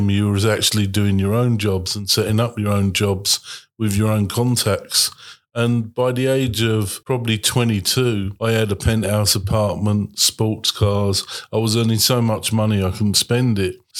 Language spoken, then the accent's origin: English; London, United Kingdom; I was born in the East End of London